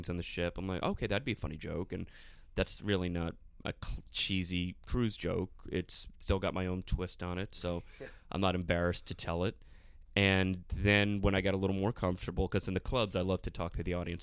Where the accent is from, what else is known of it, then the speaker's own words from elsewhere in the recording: South Florida, United States; I'm from South Florida